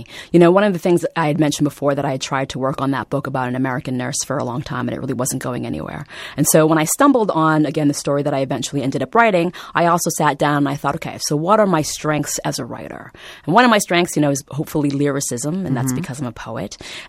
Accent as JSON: {"language": "English", "country": "Vietnam", "tie": "born there", "said": "because I was born in Vietnam, people really want to, again, look at this book through that particular lens."}